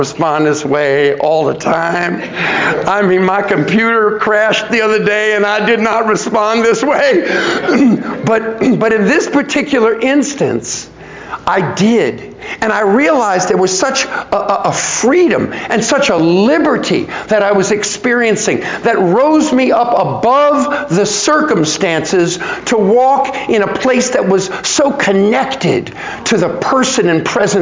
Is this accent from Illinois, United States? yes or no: no; New York, United States; I was born in New York